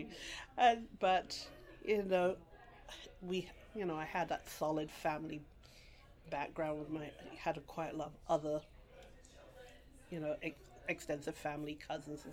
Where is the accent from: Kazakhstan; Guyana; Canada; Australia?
Guyana; also born or lived in London, England / England; now in Brooklyn, United States; born in England, and then I grew up in Guyana, South America.